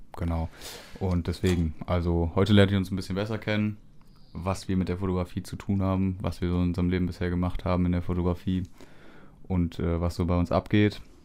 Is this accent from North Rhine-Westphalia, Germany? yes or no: yes; Düsseldorf, North Rhine-Westphalia, Germany; bei uns in Düsseldorf